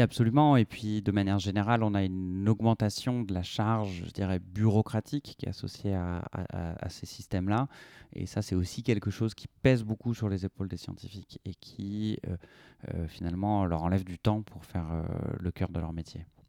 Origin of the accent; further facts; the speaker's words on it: Brittany, France; now in Toulouse, France; j'ai grandi en Bretagne